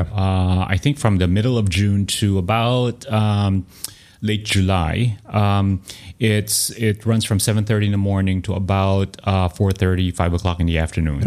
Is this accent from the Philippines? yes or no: yes; Manila, Metro Manila, Philippines; now in Austin, United States; growing up in Manila